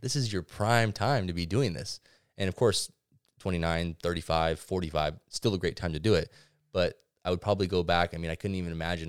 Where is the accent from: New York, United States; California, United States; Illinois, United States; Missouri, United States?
California, United States; Ventura; Being born and raised in Ventura